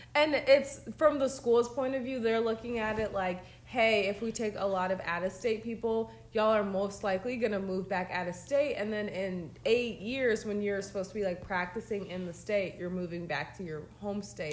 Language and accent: English; Georgia, United States; I'm from Georgia